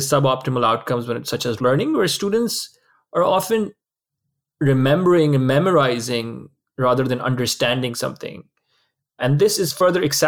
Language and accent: English; Karachi, Sindh, Pakistan; moved away as an adult; also born or lived in London, United Kingdom; So I grew up in Karachi, Pakistan, spent most of my life there.